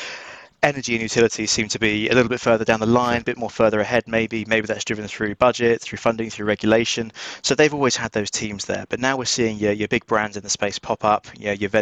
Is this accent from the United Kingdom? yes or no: yes; United Kingdom; accent: just outside London; my accent, you can probably tell, just outside London, we're UK